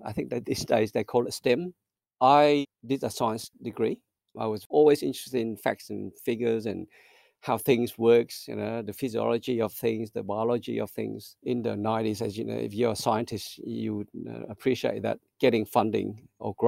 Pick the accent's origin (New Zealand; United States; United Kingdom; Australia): Australia; South Australia; English is a second language; also born or lived in Vietnam / Melbourne; growing up in Australia